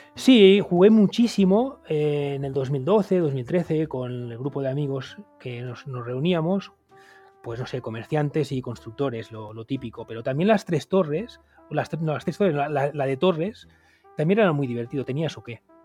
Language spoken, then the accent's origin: Spanish; Montcada i Reixac, Catalonia, Spain; yo, que soy de Moncada